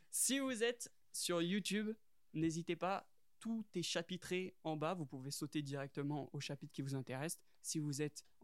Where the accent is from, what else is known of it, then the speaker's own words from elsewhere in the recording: France; Après on est français